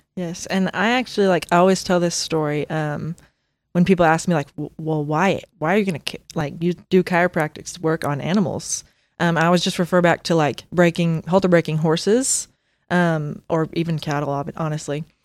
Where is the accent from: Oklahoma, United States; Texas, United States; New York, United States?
Oklahoma, United States; Bristow; my family, um, just recently sold the stockyards in Bristow, um, like, last year. Um, so that was my life, and I grew up there